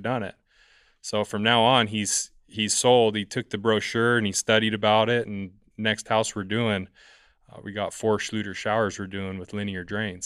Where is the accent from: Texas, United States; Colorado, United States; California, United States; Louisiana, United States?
California, United States; San Diego; I'm from San Diego, California